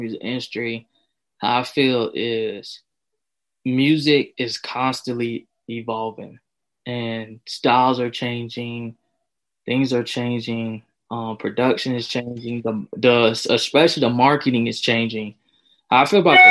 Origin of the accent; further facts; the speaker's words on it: Winston-Salem, North Carolina, United States; also born or lived in Lexington, North Carolina; I'm from Lexington, North Carolina. Mm-hmm. I was born in Winston-Salem, so that's where I'm from